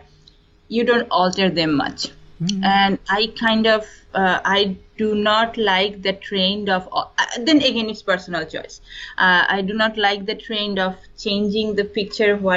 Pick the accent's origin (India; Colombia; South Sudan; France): India; eastern India; first language Bengali; English is a second language; also born or lived in East Coast, United States; now in California, United States; I'm from India, and my mother tongue is Bengali, so I'm from, you can say, eastern part of India.